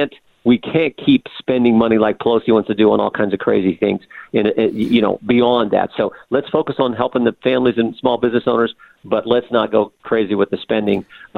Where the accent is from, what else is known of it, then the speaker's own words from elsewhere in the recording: Ohio, United States; I'm from West Central Ohio. West Central Ohio is not New York City. West Central Ohio is not even Columbus, Ohio.